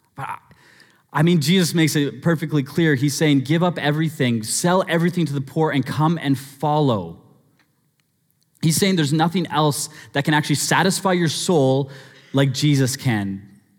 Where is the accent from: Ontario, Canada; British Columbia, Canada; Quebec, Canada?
British Columbia, Canada; Abbotsford; growing up in Abbotsford